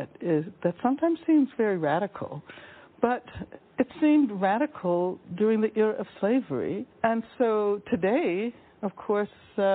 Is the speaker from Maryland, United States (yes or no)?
no; Birmingham, Alabama, United States; when I was young, growing up in Birmingham, Alabama